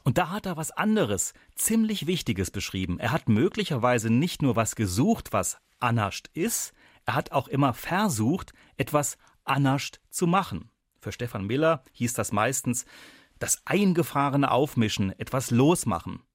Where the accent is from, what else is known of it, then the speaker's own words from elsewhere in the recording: Saarland, Germany; mich als Saarländer